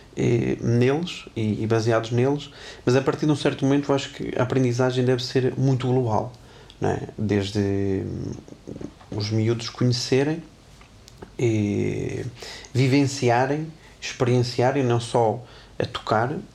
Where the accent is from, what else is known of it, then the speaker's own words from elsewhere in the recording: Tarouca, Norte, Portugal; moved away; also born or lived in Porto; eu sou de Tarouca, Conselho do Distrito de Viseu, onde eu, nos primeiros anos em que estudei numa academia, eu nem professor de clarinete tinha